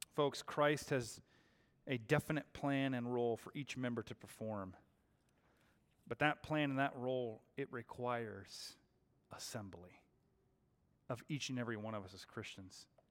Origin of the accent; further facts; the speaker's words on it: Seattle, Washington, United States; now in Arizona, United States; I was born and raised in the Seattle area.